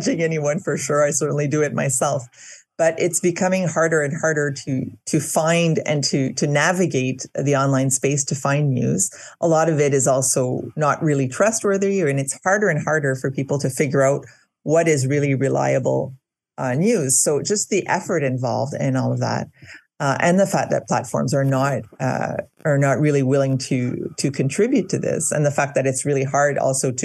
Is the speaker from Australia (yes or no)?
no; Winnipeg, Manitoba, Canada; now in Quebec, Canada; I'm originally from Manitoba, and I grew up in Winnipeg.